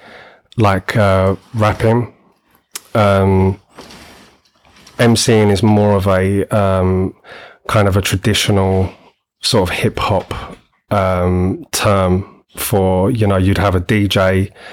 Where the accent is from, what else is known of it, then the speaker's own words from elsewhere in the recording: London, United Kingdom; moved away as an adult; now in Oxfordshire, United Kingdom; I'm originally from London. Well, grew up in Greater London pretty much all my life.